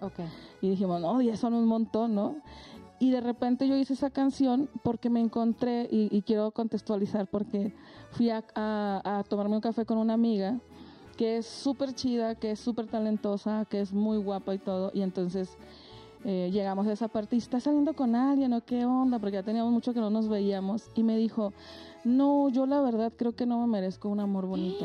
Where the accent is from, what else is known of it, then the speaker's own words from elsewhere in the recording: Francisco I. Madero, Coahuila, Mexico; now in Mexico City, Mexico; yo vengo de Coahuila, de un lugar que se llama Francisco y Madero, que para ubicarnos en el mapa está cerquita de Torreón